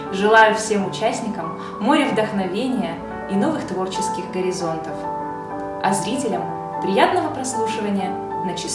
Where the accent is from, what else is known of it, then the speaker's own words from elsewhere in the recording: Yekaterinburg, Sverdlovsk Oblast, Russia; Я вокалистка из Екатеринбурга.